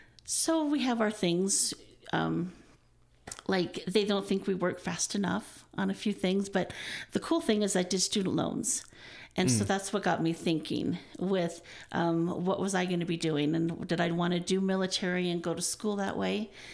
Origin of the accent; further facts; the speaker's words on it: Midwest, United States; also born or lived in Ohio / Wisconsin; When I was about 8, my mom decided that she was done with moving all around, so they kept us in the Midwest.